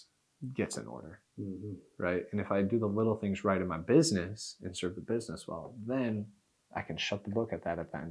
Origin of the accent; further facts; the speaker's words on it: Knoxville, Tennessee, United States; I was born in Knoxville, so I've been a UT fan my whole life